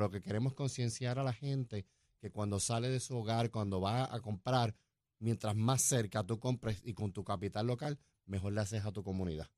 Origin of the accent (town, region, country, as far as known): Puerto Rico